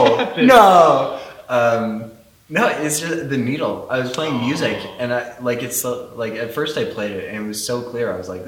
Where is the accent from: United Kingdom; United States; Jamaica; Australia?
United States; I'm an American.